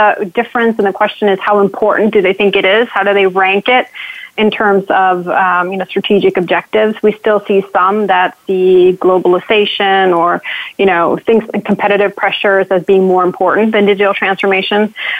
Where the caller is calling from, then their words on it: Connecticut, United States; So I'm calling in from Connecticut